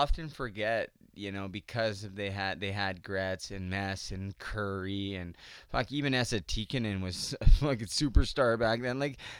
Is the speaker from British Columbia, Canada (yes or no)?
yes; Vancouver, British Columbia, Canada; I remember like growing up in Vancouver